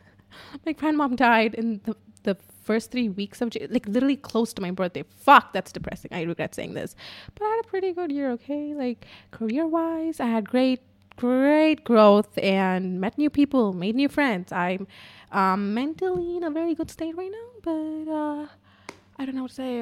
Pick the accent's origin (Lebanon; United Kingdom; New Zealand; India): India; English is a second language; I'm Indian